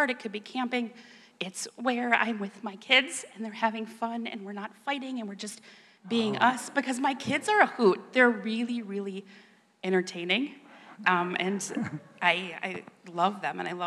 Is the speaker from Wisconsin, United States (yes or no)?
yes; Stevens Point, Wisconsin, United States; I was born and raised in Stevens Point